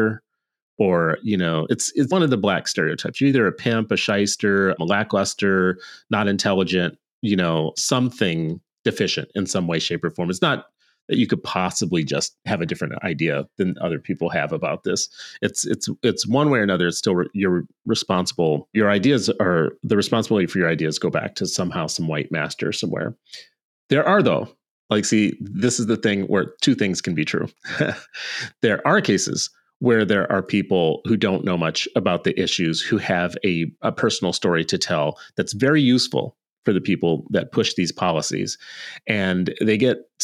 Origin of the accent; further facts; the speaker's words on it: Minnesota, United States; I live in Minnesota